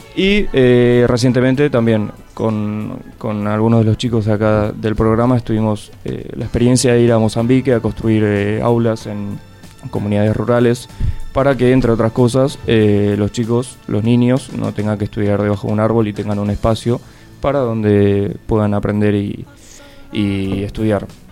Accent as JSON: {"language": "Spanish", "region": "Buenos Aires", "country": "Argentina", "tie": "born or raised there", "said": "nací aquí en la ciudad autónoma de Buenos Aires"}